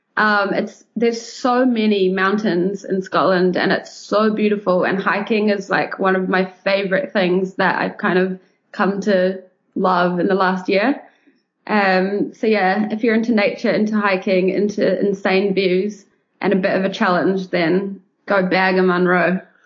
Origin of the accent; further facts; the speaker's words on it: New Zealand; moved away as an adult; also born or lived in London; being born and raised in New Zealand.